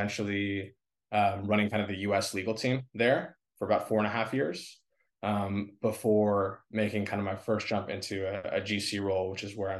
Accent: Los Angeles, California, United States; I grew up in Los Angeles, California. I grew up like in Westwood

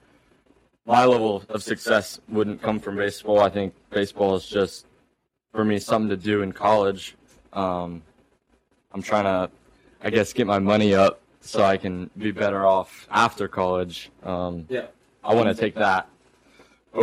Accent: Amanda, Ohio, United States; moved away; I'm from Amanda, Ohio. Went to school with Reese, Taze Valley High School

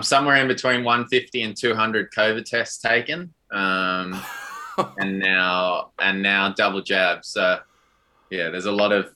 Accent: South Africa; I was born and raised in South Africa.

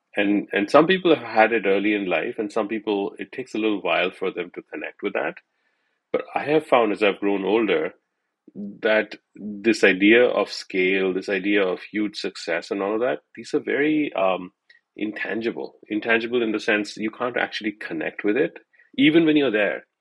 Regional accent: India; growing up in India

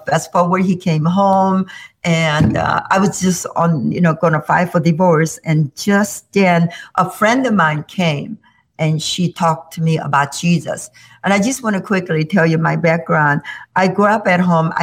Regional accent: South Korea; moved away as an adult; now in Illinois, United States; I grew up in South Korea

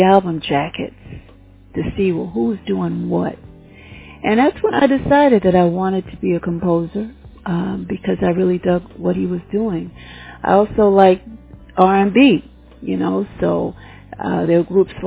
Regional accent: New York City, New York, United States; I'm from New York City. I was born in Harlem, where I spent maybe the first 6 years of my life, and then my family and I, we moved to the Bronx, where I stayed until I went on my own. So, born and raised here

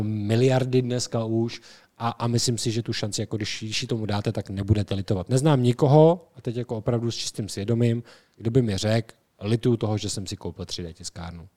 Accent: Czechia; my jsme Češi

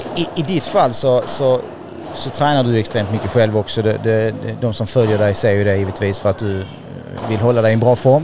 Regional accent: Sweden; vi svenskar

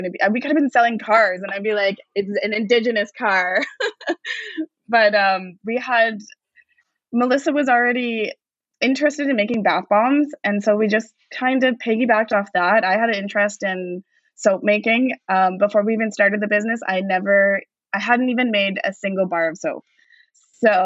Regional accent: Vancouver, British Columbia, Canada; growing up in East Vancouver, this is always like a beacon of home.

